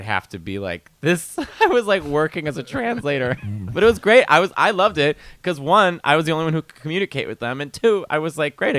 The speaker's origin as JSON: {"language": "English", "town": "Chicago", "region": "Illinois", "country": "United States", "accent": "Chicago", "moved": "yes", "lives_now": "New York, United States", "said": "I've adapted, but my accent is still Chicago."}